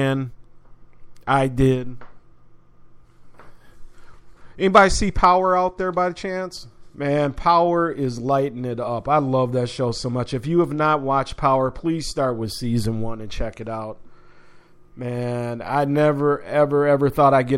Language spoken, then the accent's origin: English; Minnesota, United States; my hometown team, my alma mater